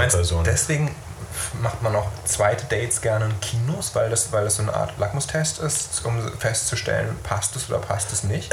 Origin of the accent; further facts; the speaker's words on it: Neumünster, Schleswig-Holstein, Germany; in meiner Heimatstadt Neumünster